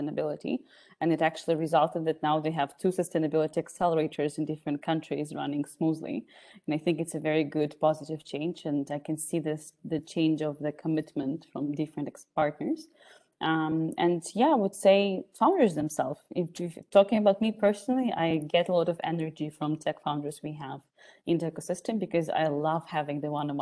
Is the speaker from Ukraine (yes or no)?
yes; Ukraine; now in Austria; I'm from Ukraine based in Austria